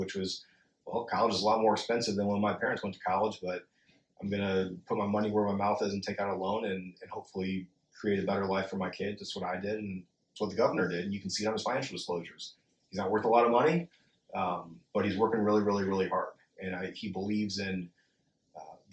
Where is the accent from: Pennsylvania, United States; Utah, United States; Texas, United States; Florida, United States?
Florida, United States; we grew up in Florida